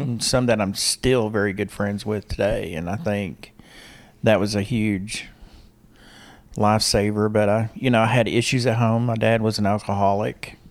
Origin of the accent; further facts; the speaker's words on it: Harrison, Arkansas, United States; moved away as an adult; also born or lived in Little Rock, Arkansas / Waco, Texas; Harrison, Arkansas. I grew up in Harrison.